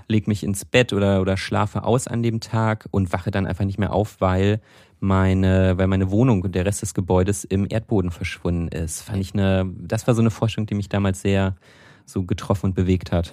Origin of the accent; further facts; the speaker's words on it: North Rhine-Westphalia, Germany; ich komme ja aus Nordrhein-Westfalen, nicht aus Köln, aber aus Nordrhein-Westfalen.